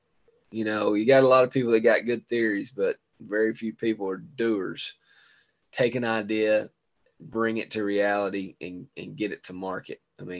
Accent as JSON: {"language": "English", "town": "Chicago", "region": "Illinois", "country": "United States", "said": "Man, you know where I be. I'll be holding it down here in the 606. One of us has got to."}